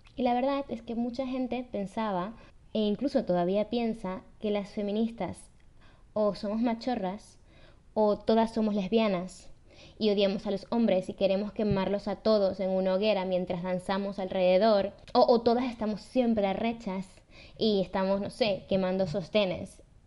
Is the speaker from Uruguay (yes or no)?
no; Venezuela; nacimos en Venezuela